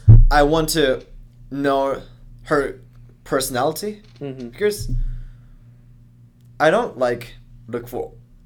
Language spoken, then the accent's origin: English; Japan; I'm really proud that I'm a Japanese.